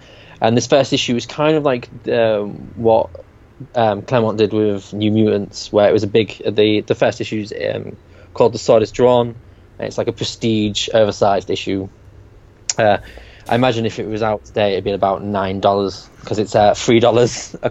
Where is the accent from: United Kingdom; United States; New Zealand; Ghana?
United Kingdom; we're British